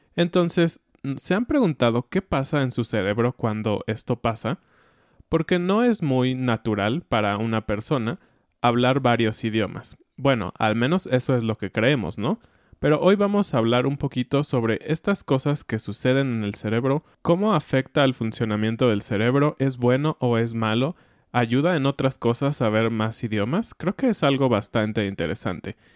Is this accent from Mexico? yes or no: yes; Mexico; accent: Mexican; tengo un acento mexicano, ¿no? En inglés